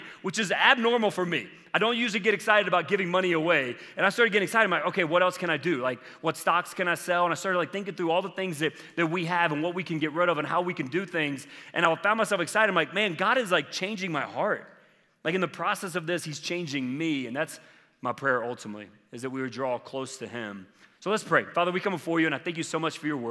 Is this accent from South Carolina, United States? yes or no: yes; South Carolina, United States; I grew up in South Carolina